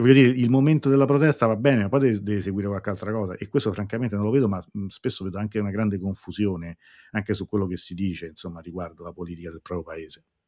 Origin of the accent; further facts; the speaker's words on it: Italy; qua a casa mia, nel mio paese